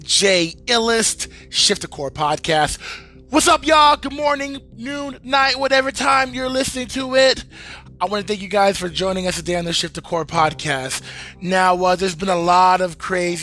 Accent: United States; I am an American and I love America and this is my home and this is where I was born and raised

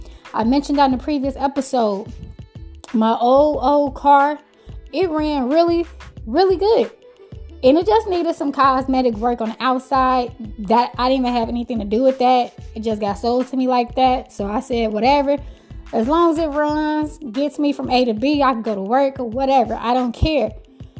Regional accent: Chicago, Illinois, United States; I'm from Chicago, Chi-Town

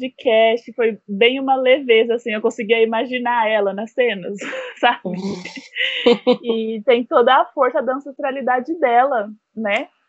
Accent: São Paulo, Brazil; now in Bahia, Brazil; Eu sou de São Paulo, mas graças a Deus eu moro na Bahia, no Recôncavo Baiano.

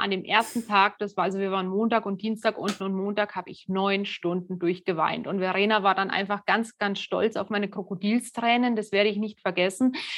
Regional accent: Germany; bei uns in Deutschland

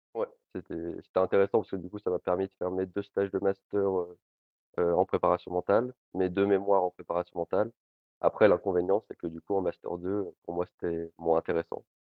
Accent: Lille, Hauts-de-France, France; Je suis originaire de Lille

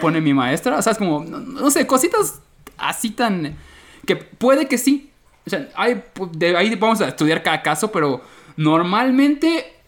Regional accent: Yucatán, Mexico; yo como yucateco

